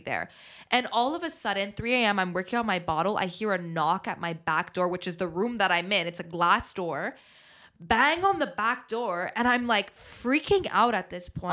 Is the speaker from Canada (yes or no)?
yes; Montreal, Quebec, Canada; growing up in Montreal